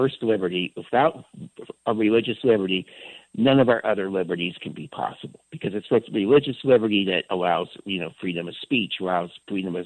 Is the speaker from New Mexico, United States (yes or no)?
no; San Francisco, California, United States; I grew up in San Francisco in the 1960s and 70s